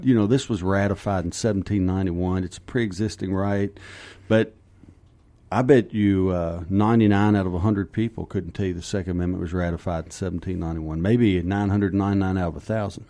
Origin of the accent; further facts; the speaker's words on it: Kentucky, United States; moved away as an adult; also born or lived in Texas; now in Arizona, United States; I grew up in Kentucky, and, uh, lived there. I think I was twenty-one